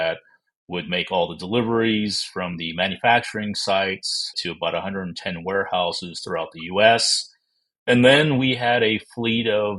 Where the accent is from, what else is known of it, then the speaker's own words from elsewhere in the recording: Texas, United States; also born or lived in Toledo, Ohio / Dallas, Texas; So I was born in Toledo, Ohio, moved to Texas when I was only 5 years old, and so have mostly lived here in the state of Texas